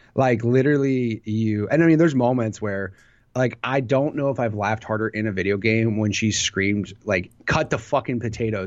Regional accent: Illinois, United States; I'm from Illinois

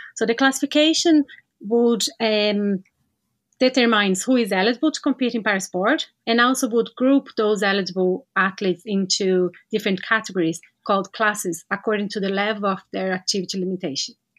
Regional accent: Brazil; moved away as an adult; now in Ireland; I'm from Brazil, had my experience working with para-swimming and para-sports in general over there and relocated to Ireland

